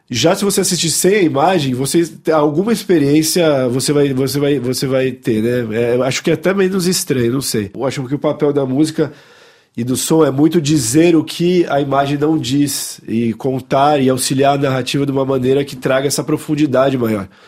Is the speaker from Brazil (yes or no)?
no; Paris, Île-de-France, France; born there; Bom, é verdade, eu nasci aqui na, na, em Paris, né, um, um pouco por acaso, né, mais ou menos.